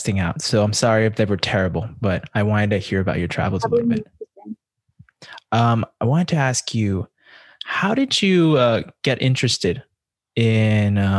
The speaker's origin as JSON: {"language": "English", "town": "El Paso", "region": "Texas", "country": "United States", "said": "I'm from El Paso"}